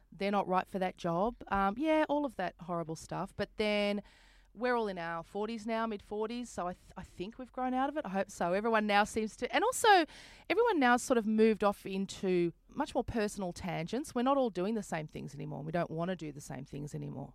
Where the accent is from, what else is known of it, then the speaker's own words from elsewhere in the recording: Brisbane, Queensland, Australia; moved away as an adult; also born or lived in St Kilda, Melbourne; I'm a comedian from Brisbane